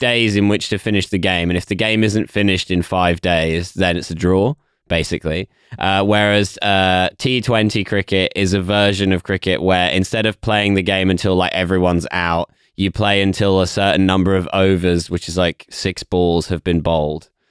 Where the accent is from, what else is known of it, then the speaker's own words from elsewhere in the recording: England, United Kingdom; as an English person specifically, even more so than just a British person